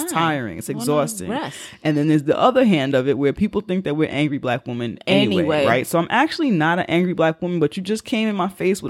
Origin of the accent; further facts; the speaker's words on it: New York, United States; as a New Yorker, what I have also learned, I learned it before this letter, but what I also have learned about these communities